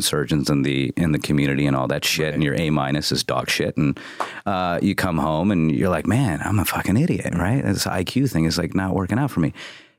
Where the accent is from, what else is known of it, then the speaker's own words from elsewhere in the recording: Midwest, United States; Midwest. I grew up in the Midwest.